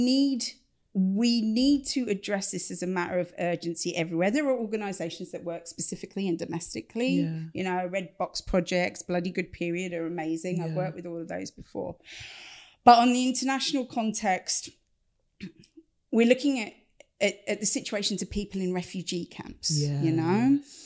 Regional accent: Stevenage, East of England, United Kingdom; accent: Stevenage; this is being done in a Stevenage accent. Much as I love my hometown, this should not be in a Stevenage accent

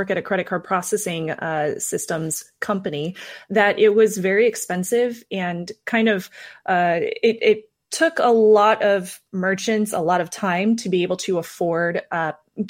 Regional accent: Midwest, United States; I'm from the Midwest, so I'm very familiar with Hy-Vee

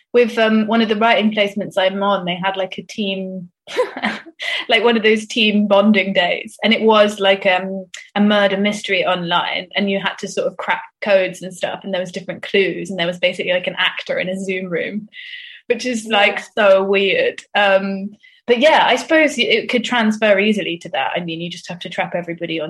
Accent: Swindon, South West England, United Kingdom; me and my sister growing up in Swindon in the 90s

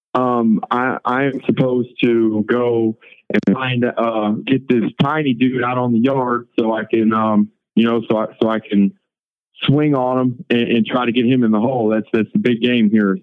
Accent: St. Louis, Missouri, United States; I'm from St. Louis, man. So I've never been raised racist

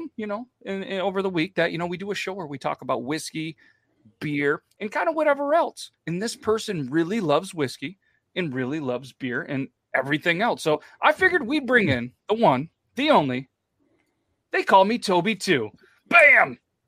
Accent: New York, United States; I'm from New York.

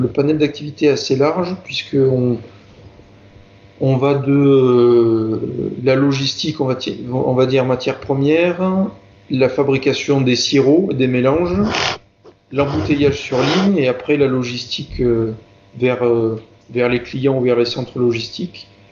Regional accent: Marseille region, Provence-Alpes-Côte d'Azur, France; moved away as an adult; also born or lived in Grenoble / Civaux; je suis originaire de la région de Marseille

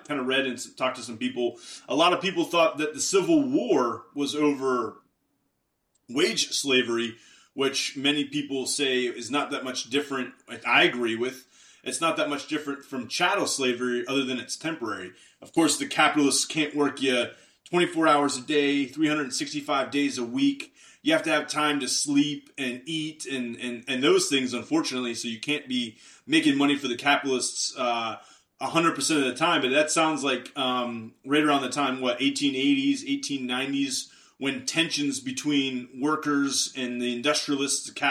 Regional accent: Western Pennsylvania, United States; now in Texas, United States; I'm from Western Pennsylvania

